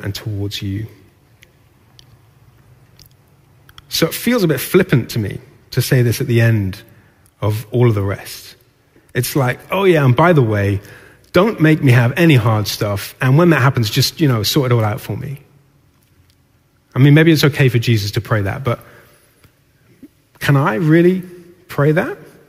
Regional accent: Newcastle upon Tyne, North East England, United Kingdom; I grew up in Newcastle

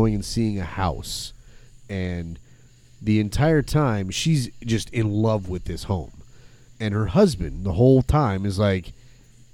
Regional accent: Flint, Michigan, United States; moved away; I was in Flint actually

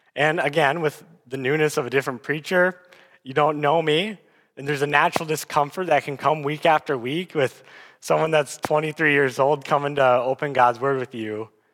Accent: Aberdeen, South Dakota, United States; moved away as an adult; now in Sioux Falls, United States; I'm originally from Aberdeen, South Dakota, and I came down to Sioux Falls for college

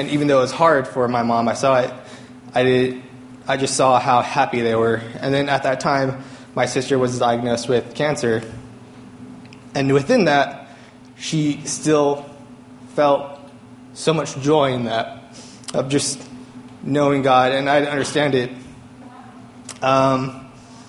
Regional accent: California, United States; moved away as an adult; also born or lived in Boston; I grew up here in California.

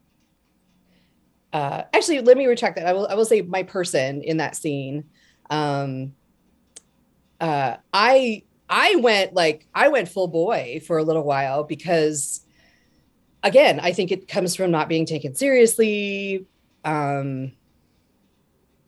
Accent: Denver, Colorado, United States; moved away as an adult; also born or lived in Montana; Born in Montana, but like a lot of from the age of 10 till about 10 years ago, I was in Colorado in the Denver area

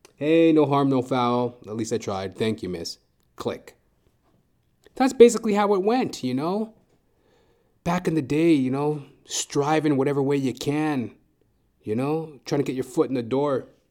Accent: Edmonton, Alberta, Canada; moved away as an adult; also born or lived in Toronto; I'm originally from Edmonton, Alberta, and when I first moved from Edmonton, Alberta to Toronto, the first time, that was in two thousand eight.

